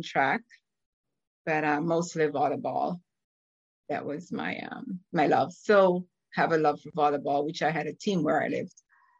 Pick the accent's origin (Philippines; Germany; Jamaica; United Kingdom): Jamaica; now in Orlando, United States; I'm originally from Jamaica. I currently reside in Orlando, Florida.